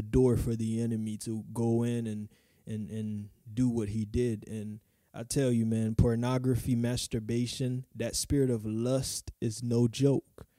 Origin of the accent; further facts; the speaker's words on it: Haiti; moved away; I was probably eight, nine, or ten in Haiti. I'm from Haiti.